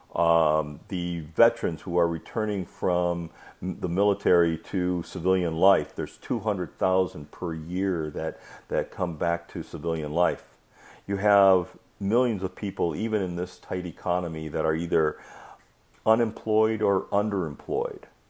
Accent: Michigan, United States; I grew up in Michigan

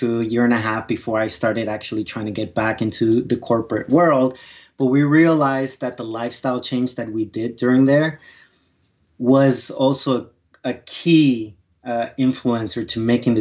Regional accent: New York, United States; also born or lived in Colombia; I immigrated from South America, from Colombia, when I was about 8-9 years old, and grew up in New York

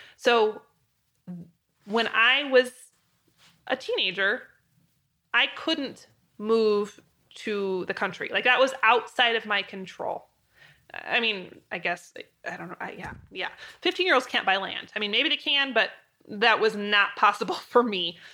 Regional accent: Moscow, Idaho, United States; moved away as an adult; also born or lived in Wyoming; University of Idaho was in my hometown

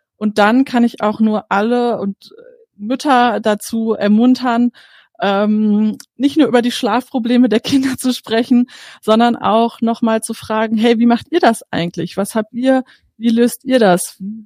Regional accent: Bavaria, Germany; bei uns in Bayern

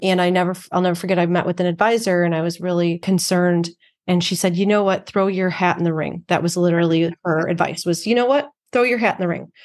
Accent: Chicago, Illinois, United States; I actually grew up on the south side of Chicago.

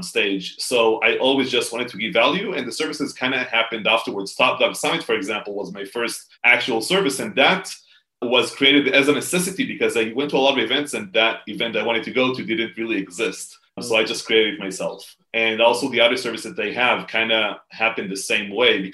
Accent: Israel; in Israel, I'm from Israel. So in Israel, you serve in the military

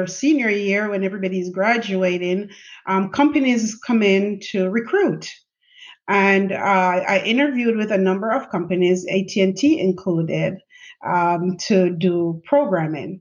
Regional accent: Jamaica; born or raised there; moved away as an adult; now in United States

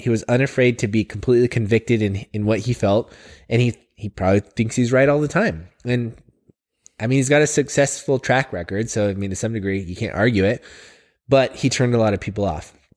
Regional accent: Oregon, United States; I've been here my whole life.

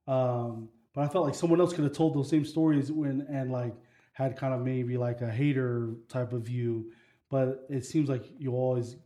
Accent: Provo, Utah, United States; I was born in Provo, Utah

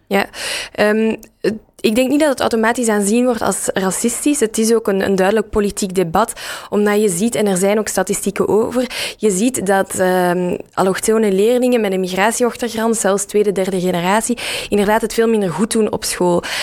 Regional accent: Dilbeek, Flanders, Belgium; ik heb eh, zelf op school gezeten in Dilbeek, dus in de, in de rand rond Brussel. waar je ook hoort aan mijn accent.

